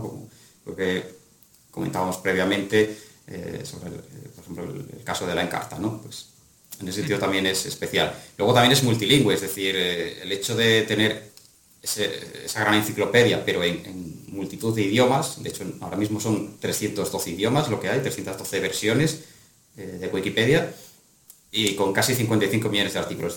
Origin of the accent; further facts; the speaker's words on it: Astorga, Castile and León, Spain; mi ciudad de origen, que es Astorga